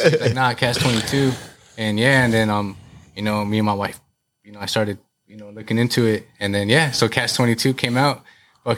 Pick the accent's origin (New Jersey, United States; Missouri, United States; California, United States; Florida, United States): California, United States; Garden Grove; I'm right off the 22. So, you know, I'm from Garden Grove.